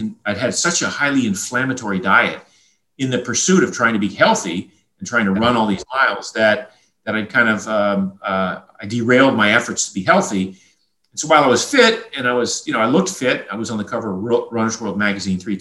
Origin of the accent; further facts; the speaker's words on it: Maine, United States; I grew up in a fishing village in Maine.